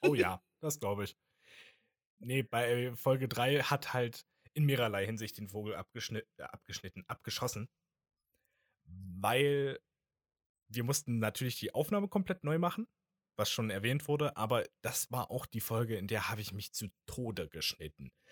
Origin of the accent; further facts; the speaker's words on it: Germany; accent: German; mein deutscher Dialekt, äh, Akzent wieder